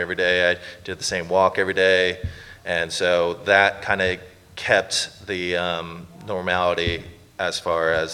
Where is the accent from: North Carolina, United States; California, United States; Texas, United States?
California, United States; Los Angeles; moved away as an adult; now in Canada; I lived in LA my entire life